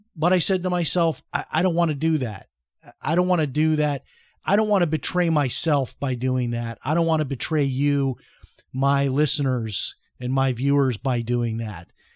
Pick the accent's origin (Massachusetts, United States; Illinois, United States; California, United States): Illinois, United States; Chicago; I, I grew up in Chicago, which is a very political town